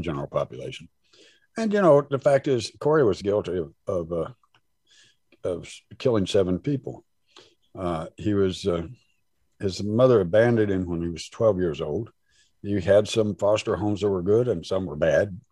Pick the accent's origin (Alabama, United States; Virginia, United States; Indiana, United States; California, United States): Indiana, United States; Southern; I was raised in Southern Indiana in a sundown town, or near it, 5 miles east of Odin, Indiana